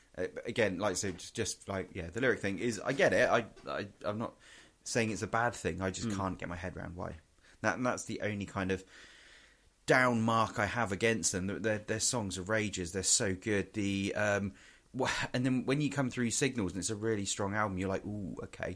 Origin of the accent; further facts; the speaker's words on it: England, United Kingdom; we're from England and all this kind of stuff.